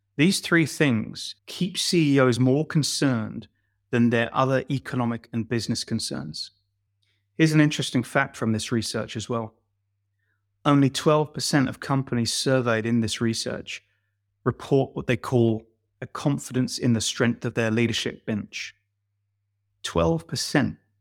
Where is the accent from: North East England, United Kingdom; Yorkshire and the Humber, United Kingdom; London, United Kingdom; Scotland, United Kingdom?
London, United Kingdom; a poor boy from Shepherd's Bush